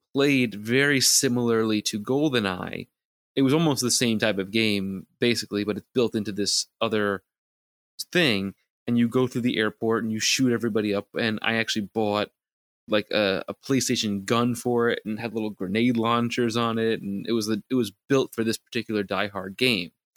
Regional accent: New York City, New York, United States; us growing up in New York City

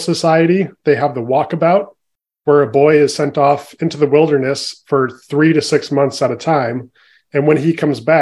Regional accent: San Francisco Bay Area, California, United States; So I grew up in the San Francisco Bay Area in California

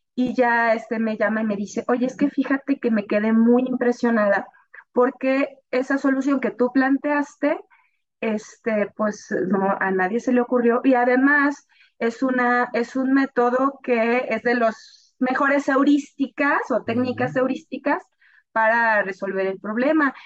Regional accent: northern Veracruz, Mexico; moved away as an adult; also born or lived in Tampico; yo soy del norte de Veracruz

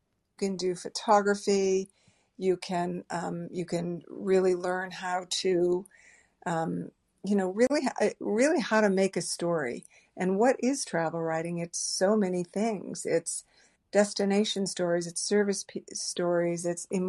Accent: New England, United States; I grew up in New England. Every friend, everyone I knew growing up was going to Vermont or New Hampshire or skiing every weekend, and I did not go skiing.

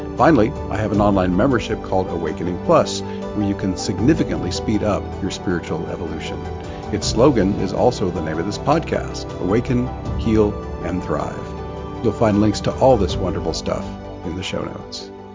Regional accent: Oklahoma, United States; Forgive the accent. I grew up in Oklahoma

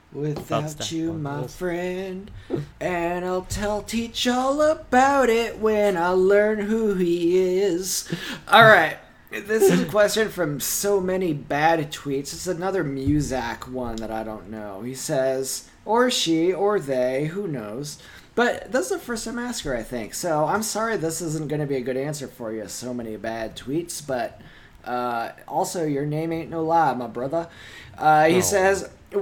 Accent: Compton, California, United States; I'm from Compton.

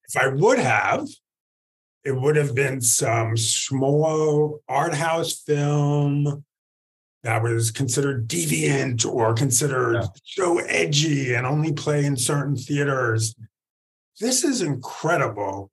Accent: United States; Being the American.

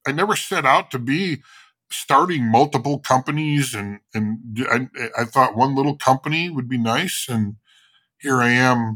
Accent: Chicago, Illinois, United States; I'm from Chicago

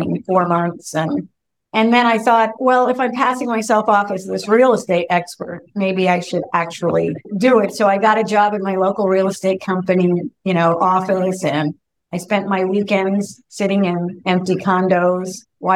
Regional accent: North Bay, California, United States; I had opened an office in my hometown

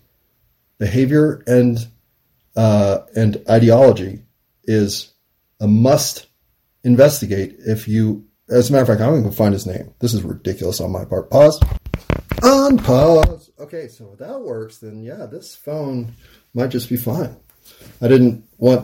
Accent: United States; as an American

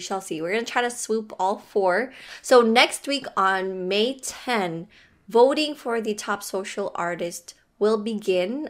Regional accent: Philippines; I am Filipino

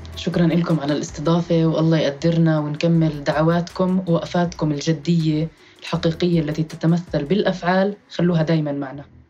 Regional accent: Jerusalem, Palestine; مدينتي القدس الحبيبة

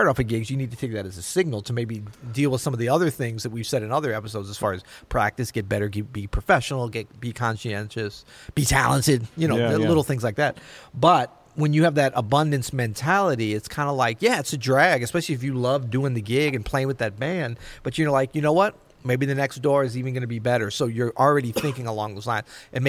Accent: Florida, United States; born there; I was born in Florida, man. This is like normal.

